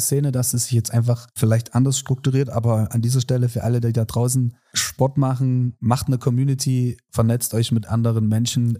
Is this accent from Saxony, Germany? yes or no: yes; Saxony, Germany; als Sachse